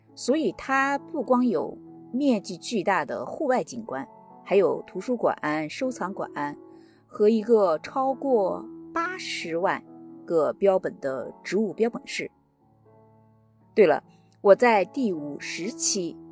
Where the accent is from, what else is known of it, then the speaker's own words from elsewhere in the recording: China; now in Washington, United States; 我们老家有一个叫石家庄的村子，在五凤山的山脚下